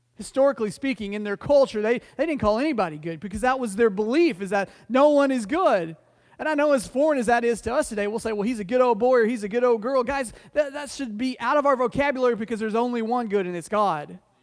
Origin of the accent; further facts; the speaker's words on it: Oklahoma City, Oklahoma, United States; moved away; when I was younger, I grew up in Oklahoma City